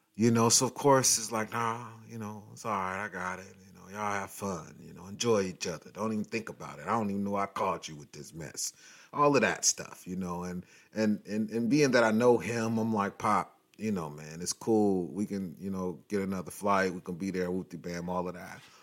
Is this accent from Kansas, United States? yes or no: no; Long Beach, California, United States; I'm from Long Beach, but I'm from, you know, California, and I've lived here all my life